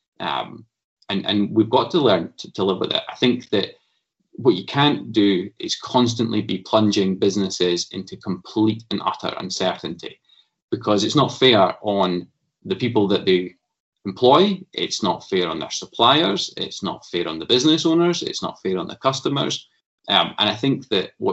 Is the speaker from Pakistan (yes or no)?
no; Stirling, Scotland, United Kingdom; I'm a lad from Stirling, and went to Wallace High School in Stirling, went to Bridgemallan Primary